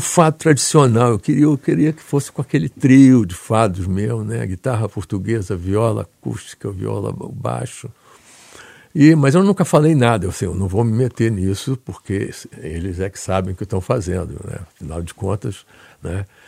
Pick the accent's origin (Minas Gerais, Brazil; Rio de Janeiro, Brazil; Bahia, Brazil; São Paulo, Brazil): Rio de Janeiro, Brazil; moved away; also born or lived in United States; do Andaraí e da Tijuca, que são bairros da Zona Norte, onde eu me criei